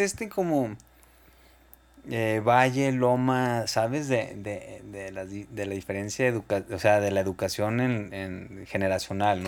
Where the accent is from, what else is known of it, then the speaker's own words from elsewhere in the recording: Guadalajara, Jalisco, Mexico; Soy de Guadalajara, sí. Nací el 16 de mayo del 85.